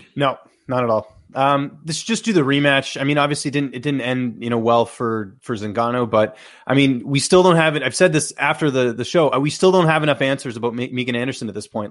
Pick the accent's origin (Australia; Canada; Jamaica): Canada; as a Canadian